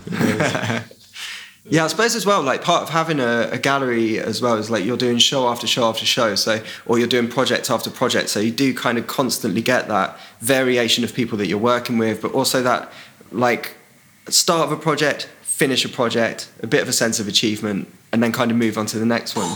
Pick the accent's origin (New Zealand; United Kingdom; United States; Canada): United Kingdom; Isle of Wight, South East England; now in London, United Kingdom; I grew up on the Isle of Wight